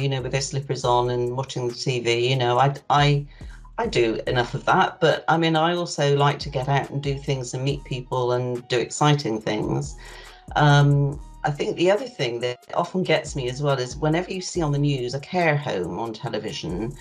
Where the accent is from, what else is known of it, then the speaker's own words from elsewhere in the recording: Bristol, South West England, United Kingdom; now in Fordingbridge, United Kingdom; I'm 71 years old. I was born in Bristol and I now live in Fordingbridge